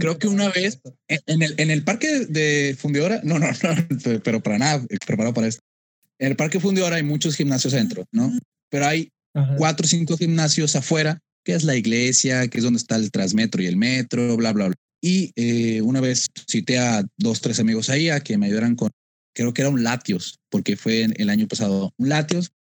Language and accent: Spanish; Monterrey, Nuevo León, Mexico; soy de Monterrey